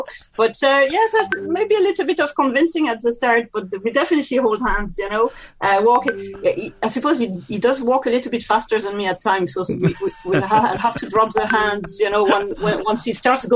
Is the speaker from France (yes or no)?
yes; France; accent: French; English is a second language; now in County Meath, Ireland; it's very clear that I'm French from my accent